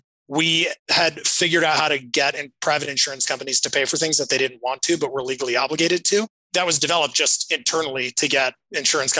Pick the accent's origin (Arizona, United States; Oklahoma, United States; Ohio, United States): Arizona, United States; Flagstaff; I grew up in Flagstaff, Arizona, which is small